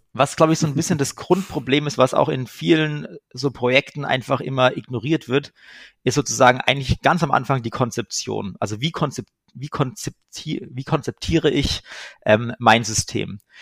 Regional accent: Germany

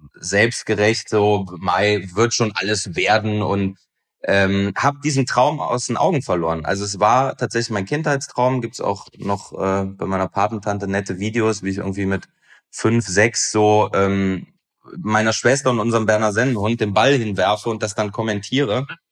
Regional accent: Aachen, North Rhine-Westphalia, Germany; moved away; Aber ich bin gebürtiger Aachener

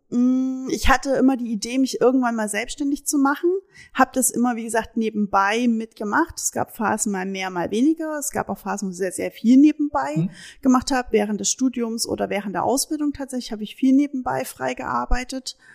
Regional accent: Saxony, Germany; also born or lived in Hesse; now in Münsterland, Germany; Also ich bin Sachse

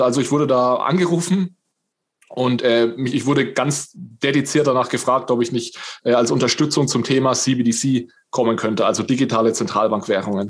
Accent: northern Bavaria, Germany; ich komme so aus dem, aus dem Norden Bayerns

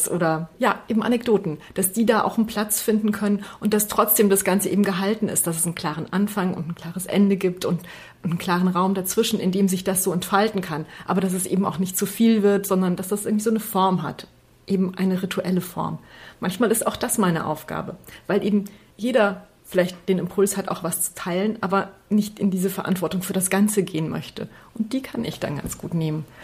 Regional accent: Transylvania, Romania; born there; Ich bin ja in Siebenbürgen geboren

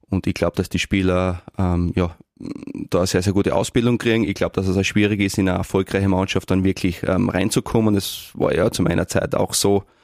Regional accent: Neumarkt, Styria, Austria; now in Graz, Austria; ich bin Obersteirer, ich fühle mich sehr, sehr wohl, ich fühle mich ein Graz wohl, aber meine Heimat äh, ähm, ist Neumarkt

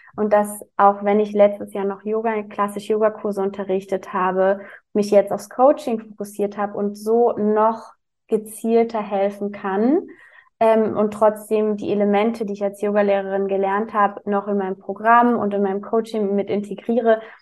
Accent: Berlin, Germany; ich komme aus Berlin. Also ich wohne aktuell in Berlin, aber bin auch geboren in Berlin

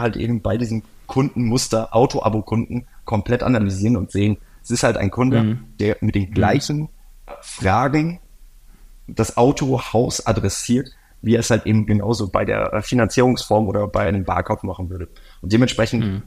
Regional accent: Oldenburg, Lower Saxony, Germany; Ich bin in Norddeutschland groß geworden, Oldenburger Kind

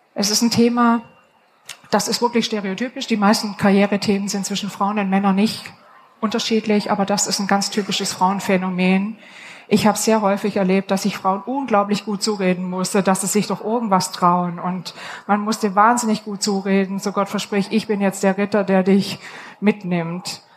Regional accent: Upper Swabia, Baden-Württemberg, Germany; Ich komme aus dem Oberschwäbischen

